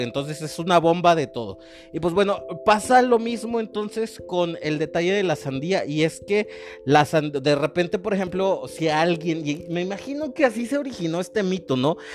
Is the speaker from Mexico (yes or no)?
yes; Mexico; yo como mexicano